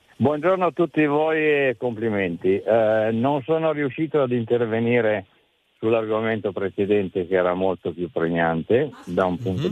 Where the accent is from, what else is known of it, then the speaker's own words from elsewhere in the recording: Lombardy, Italy; io sono della Lombardia